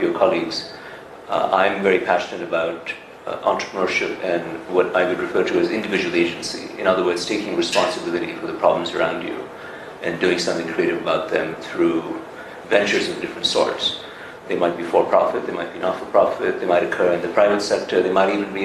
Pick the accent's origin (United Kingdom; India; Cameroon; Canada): India; now in Boston, United States; my home country of India